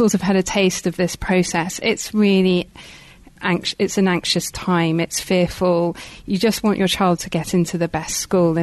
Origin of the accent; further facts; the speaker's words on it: London, United Kingdom; When I was growing up in North London